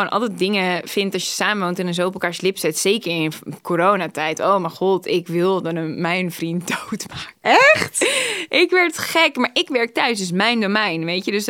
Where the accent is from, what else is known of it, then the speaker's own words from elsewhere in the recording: Groningen, Netherlands; born there; Ik ben geboren in Groningen en sowieso het eerste jaar, geloof ik, eerste half jaar woonden ze in andere steden zelfs.